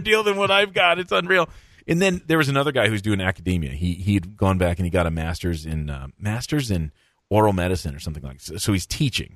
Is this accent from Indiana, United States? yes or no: no; Michigan, United States; moved away as an adult; also born or lived in Minnesota; I grew up in Michigan